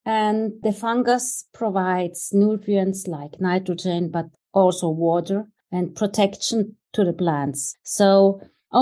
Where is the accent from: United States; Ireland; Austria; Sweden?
Austria; near Innsbruck, Tyrol; the University of Innsbruck, which is close to my hometown where I grew up